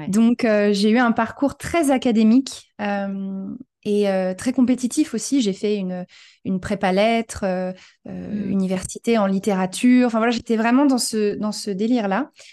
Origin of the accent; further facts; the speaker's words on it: France; moved away as an adult; also born or lived in New York, United States / Los Angeles, United States; now in Portugal; je suis française d'origine, mais j'ai beaucoup voyagé dans ma vie.